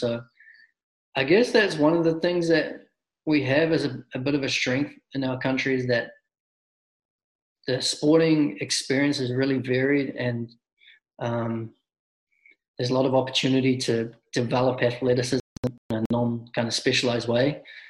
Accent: New Zealand; moved away as an adult; also born or lived in Mobile, Alabama; now in United States; I grew up obviously playing soccer my whole life. And in New Zealand

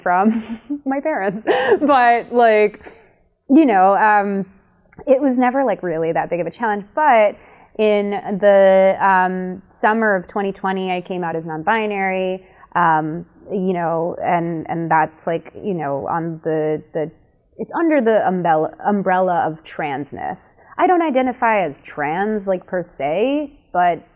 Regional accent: Chicago, Illinois, United States; I grew up in Chicago in a very gay neighborhood

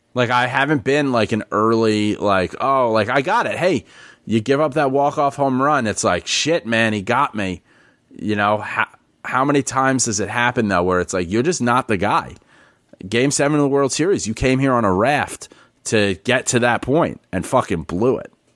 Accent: New York City, New York, United States; moved away as an adult; I'm born and raised in the Bronx.

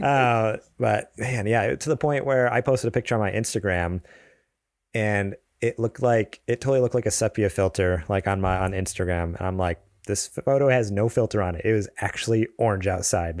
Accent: East Coast, United States; now in California, United States; I grew up on the East Coast.

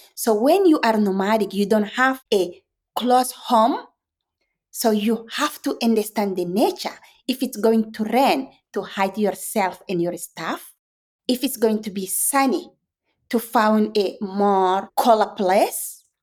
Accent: Chad; English is a second language; my hometown Chad

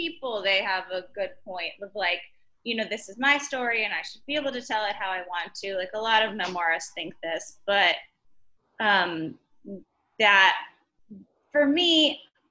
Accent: Dallas, Texas, United States; now in New York, United States; I'm from Dallas

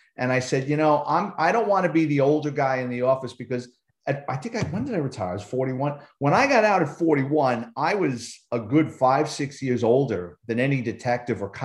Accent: New York City, New York, United States; I'm a Bronx kid, born and raised in New York City.

